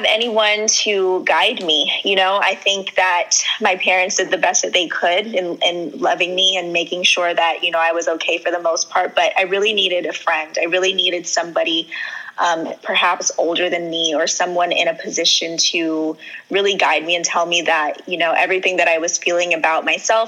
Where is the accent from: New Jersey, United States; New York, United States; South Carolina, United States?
New York, United States; Long Island; also born or lived in Trinidad and Tobago (ancestry); And I'm from Long Island, New York. I grew up in Long Island majority of my life.